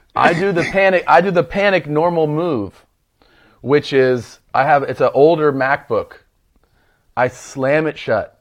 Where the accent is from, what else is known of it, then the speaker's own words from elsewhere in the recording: Cincinnati, Ohio, United States; I was born in Cincinnati